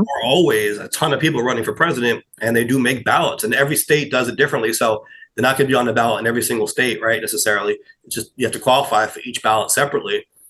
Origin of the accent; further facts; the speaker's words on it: New York, United States; I'm a New Yorker